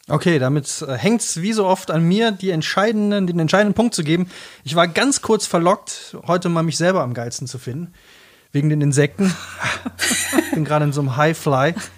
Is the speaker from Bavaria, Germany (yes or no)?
no; Black Forest, near Rottweil, Baden-Württemberg, Germany; hier bei uns im Schwarzwald, äh, in, in der Nähe von Rottweil